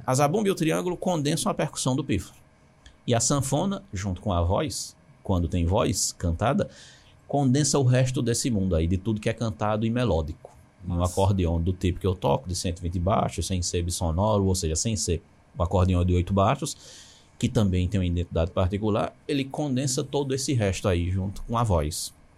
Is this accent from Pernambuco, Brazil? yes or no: yes; Garanhuns, Pernambuco, Brazil; Eu sou de Garanhões, vivi minha infância eu estou em Garanhões